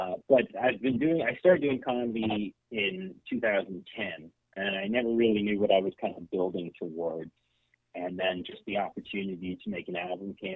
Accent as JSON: {"language": "English", "town": "Kelowna", "region": "British Columbia", "country": "Canada", "tie": "born or raised there", "also_born_or_lived": "Ontario / Kingston / Vancouver", "said": "I initially moved back to my hometown of Kelowna"}